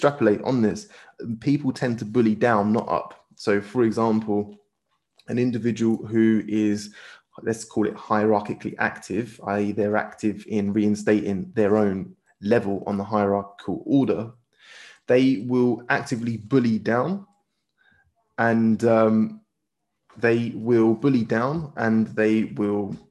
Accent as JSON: {"language": "English", "country": "United Kingdom", "said": "we as British people live in a very individualistic culture"}